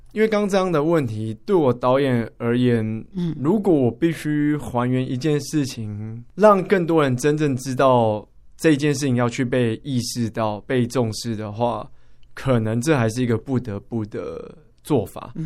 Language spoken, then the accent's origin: Chinese; Taipei, Taiwan; 我们台北人，北部人